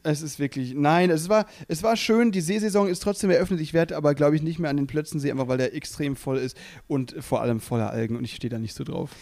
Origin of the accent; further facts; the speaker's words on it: near Freiburg, Baden-Württemberg, Germany; also born or lived in Müllheim; now in Berlin, Germany; ich komme ja da eben aus der Nähe von Freiburg